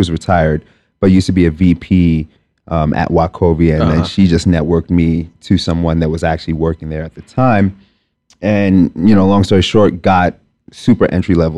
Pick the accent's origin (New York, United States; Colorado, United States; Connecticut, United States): New York, United States; New York City; also born or lived in Lagos, Nigeria / Binghamton, New York; I was born in Nigeria, Lagos, Nigeria specifically. Raised very much a New Yorker. Spent the majority of my life here. Just about all of it. So I grew up in Staten Island, New York.